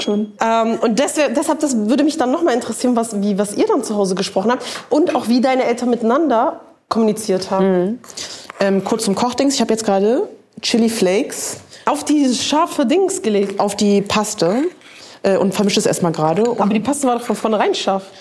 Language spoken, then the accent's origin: German; Germany; born or raised there